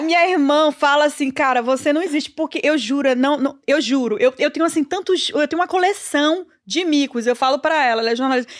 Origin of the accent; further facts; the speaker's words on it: Salvador, Bahia, Brazil; also born or lived in São Paulo; now in New York, United States; Eu nasci na Bahia e tenho muito orgulho disso